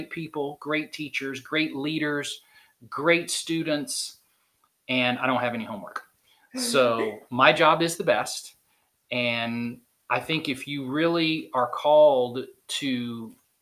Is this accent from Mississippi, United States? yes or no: no; Dunedin, Florida, United States; also born or lived in Birmingham, Alabama; now in Pensacola, United States; I grew up, after I moved from Birmingham, I grew up in a little town on the beach on the west coast of Florida called Dunedin